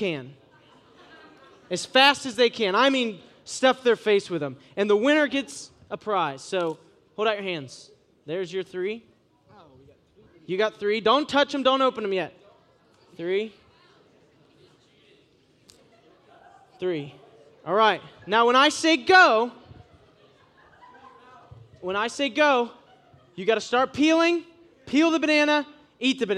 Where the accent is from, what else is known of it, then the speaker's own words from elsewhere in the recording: Ohio, United States; I'm from Ohio